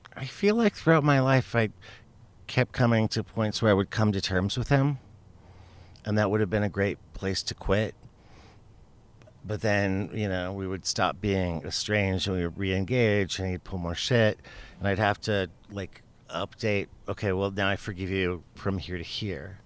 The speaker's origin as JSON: {"language": "English", "town": "Tucson", "region": "Arizona", "country": "United States", "tie": "born or raised there", "said": "Tucson. This is my hometown"}